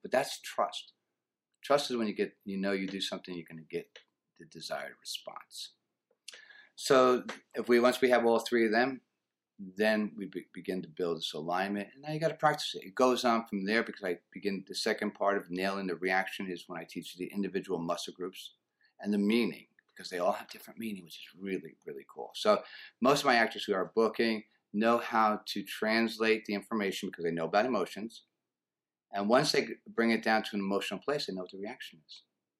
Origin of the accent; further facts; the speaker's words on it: New Jersey, United States; also born or lived in Texas; Actually, I'm from New Jersey.